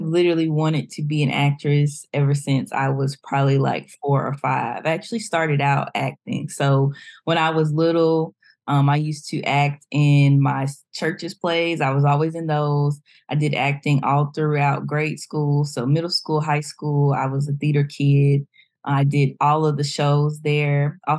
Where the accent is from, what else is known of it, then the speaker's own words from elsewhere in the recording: Cornelius, North Carolina, United States; also born or lived in Greensboro, North Carolina; I am originally from Charlotte, North Carolina. I always say Charlotte, but we want to be very specific. I grew up in Cornelius, North Carolina, if you ever heard of that, or in the Lake Norman area.